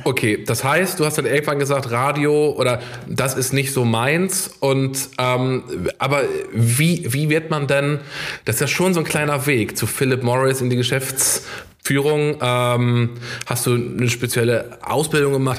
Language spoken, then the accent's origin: German; Ammersee, Bavaria, Germany; moved away; am Ammersee treffen, meiner alten Heimat